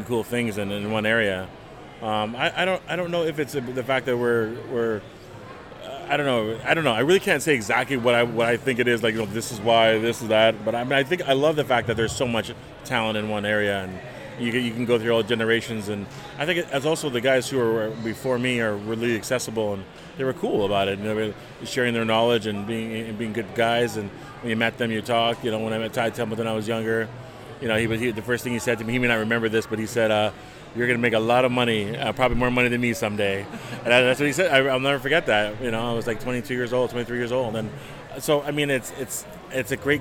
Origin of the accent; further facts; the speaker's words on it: Mississauga, Ontario, Canada; moved away as an adult; now in Burlington, Canada; I grew up in Mississauga